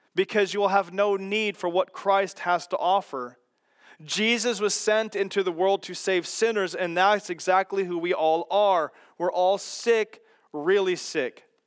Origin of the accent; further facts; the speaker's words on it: Kansas, United States; growing up in Kansas and my dad working on golf carts